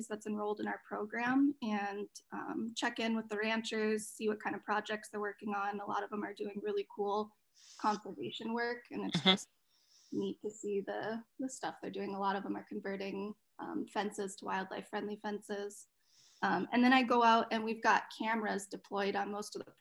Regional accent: Fargo, North Dakota, United States; moved away; I grew up in North Dakota in Fargo

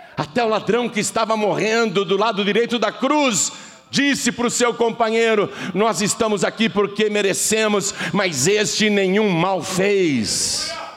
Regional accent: Brazil; eu sou brasileiro

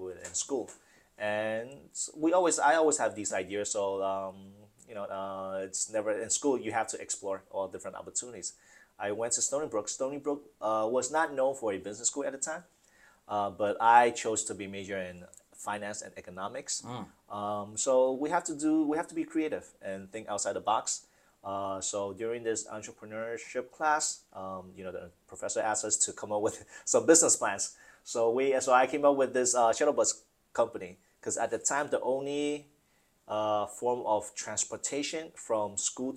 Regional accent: Fujian, China; now in United States; I came from Fujian, and we're in the south. I never see snow. First time I came here, I went in 1995

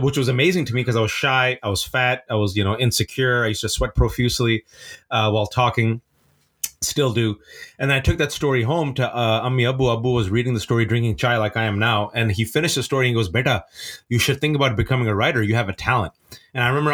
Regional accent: Fremont, California, United States; growing up in the Bay Area in Fremontistan

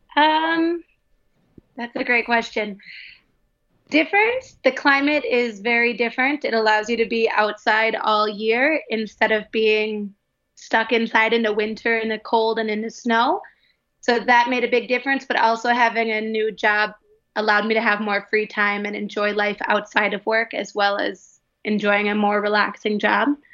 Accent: Midwest, United States; moved away as an adult; also born or lived in Wisconsin / Minnesota; now in Guadalajara, Mexico; I am from the Midwest in the US, uh, Wisconsin and Minnesota

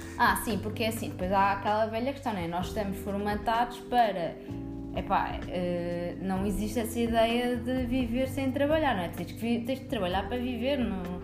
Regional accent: Coimbra, Centro, Portugal; moved away as an adult; also born or lived in Évora; now in Lisbon, Portugal; nasci em Évora e depois fui viver para Coimbra. Eu ah, vivi em Coimbra durante toda a minha adolescência

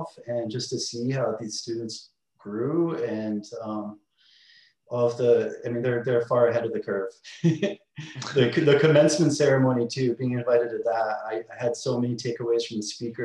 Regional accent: Connecticut, United States; also born or lived in Los Angeles / New York; now in Long Beach, United States; I grew up in Connecticut

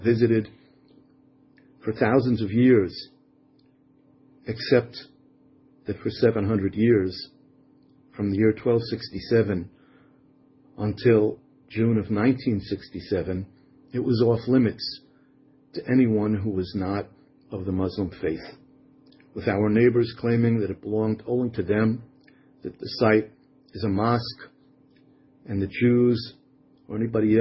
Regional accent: Israel; our capital in Jerusalem

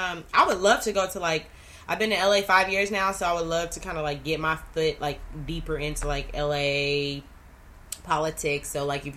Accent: Dallas, Texas, United States; I'm from Dallas

